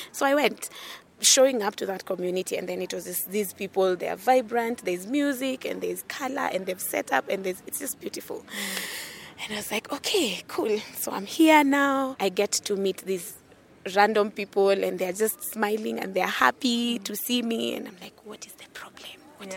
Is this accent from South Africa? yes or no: no; Kisumu, Kisumu County, Kenya; also born or lived in Nairobi; now in Kiambu, Kenya; I am from Kenya. I grew up in Kisumu, which is the lakeside city of Kenya, but I currently live